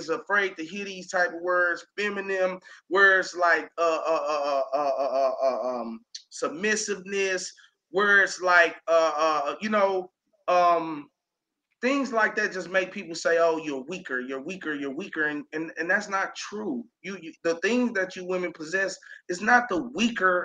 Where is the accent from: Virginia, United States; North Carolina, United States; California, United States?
North Carolina, United States; Elizabeth City; moved away as an adult; I left Elizabeth, North Carolina around the same time last year